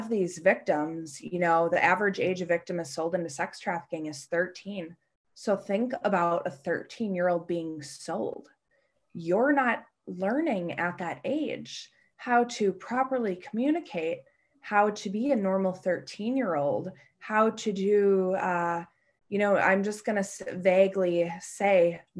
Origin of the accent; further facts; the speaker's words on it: Hartford, Connecticut, United States; my hometown of Hartford